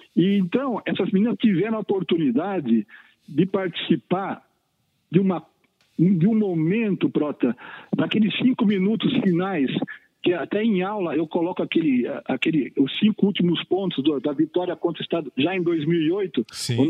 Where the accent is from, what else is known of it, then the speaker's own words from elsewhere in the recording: São Roque, São Paulo, Brazil; quando eu era criança pequena lá em São Roque